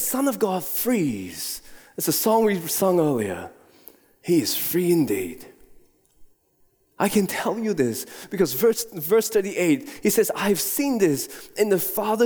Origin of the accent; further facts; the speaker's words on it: Singapore; moved away; I was born in Singapore and have been there numerous times before